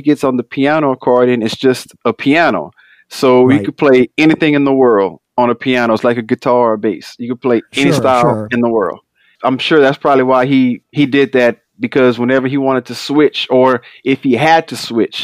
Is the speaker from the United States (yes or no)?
yes; Houston, Texas, United States; growing up in Houston, my dad, like a lot of people from Louisiana, they left Louisiana looking for jobs